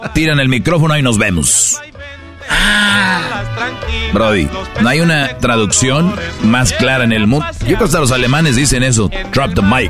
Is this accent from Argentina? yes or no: no; Monterrey, Nuevo León, Mexico; Como buen regio